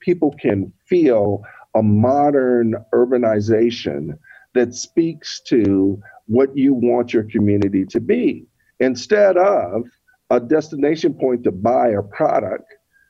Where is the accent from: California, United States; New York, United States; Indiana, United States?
Indiana, United States; Elkhart; when we grew up in Elkhart, it was what I call and what is fondly known in a style or type vernacular around cities as a legacy city. It's one of these cities that you know, we're in a manufacturing hub, right?